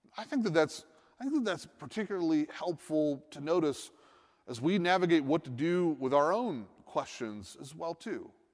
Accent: Northeast, United States; I'm from the Northeast

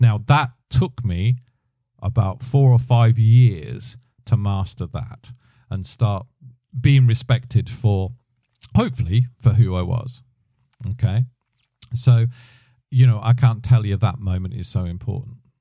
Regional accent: United Kingdom; me being a British guy

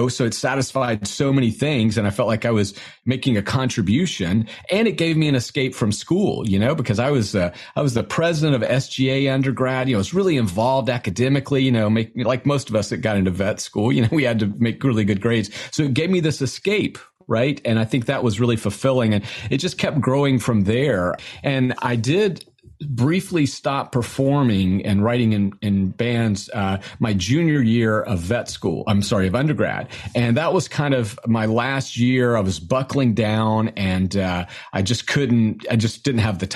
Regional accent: Albany, Georgia, United States; moved away as an adult; also born or lived in North Carolina; now in Calabash, United States; my hometown of Albany, Georgia.

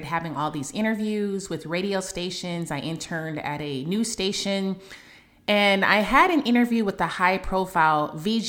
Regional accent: Oakland, California, United States; since I was a little girl growing up in Oakland, California

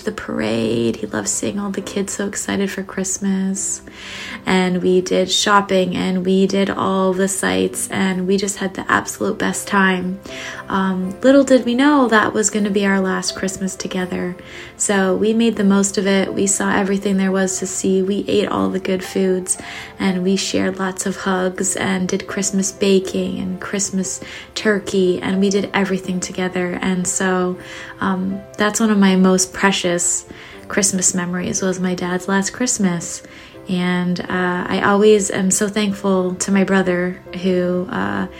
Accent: Ontario, Canada; moved away as an adult; also born or lived in Southern California; now in California, United States; I grew up in Ontario, Canada

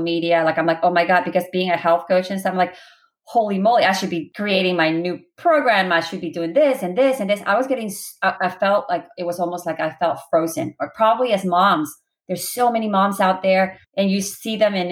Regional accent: Guatemala; I am Spanish. I'm from Guatemala.

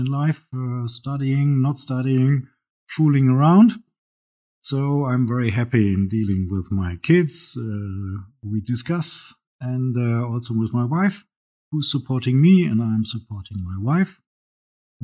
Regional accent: Rhine River Valley region in Germany, Rhine Valley, Germany; also born or lived in Italy; I grew up in Germany

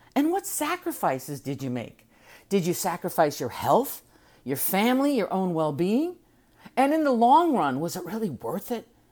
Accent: United States

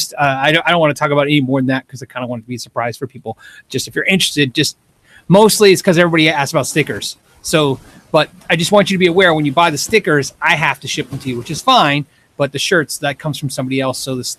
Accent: Phoenix, Arizona, United States; in Arizona and in my hometown in the Phoenix area.

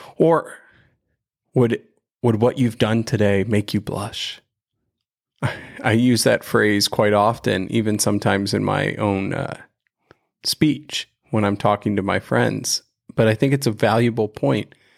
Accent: right outside of Cleveland, Ohio, United States; we grew up right outside of Cleveland

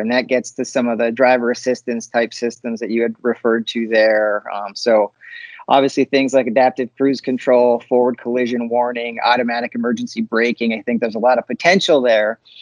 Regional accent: Upper Peninsula of Michigan, United States; I'm from the Upper Peninsula

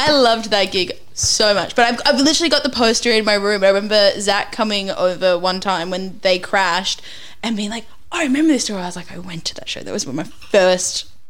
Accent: Newcastle, New South Wales, Australia; I actually grew up in Newcastle

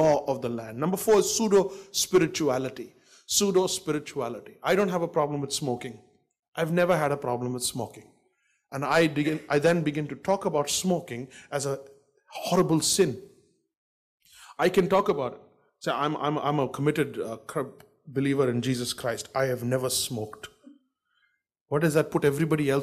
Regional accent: Delhi, India; also born or lived in Bangalore; I was born in Bangalore, and I got raised in Delhi, and I've been in Delhi for 45 years.

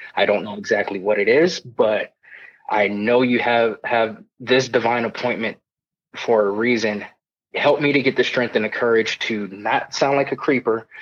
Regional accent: Southern California, United States; moved away as an adult; I was born and raised in Southern California. Uh, lived there for about 18 years of my life, and then I joined the military

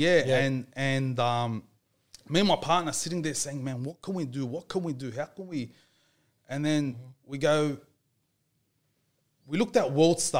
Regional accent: Guildford, New South Wales, Australia; I grew up in Guildford.

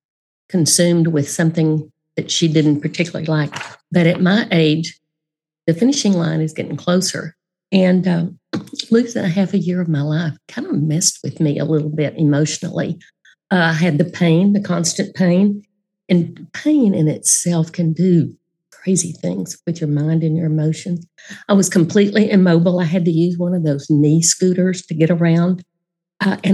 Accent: Dallas, Texas, United States; I grew up in Dallas.

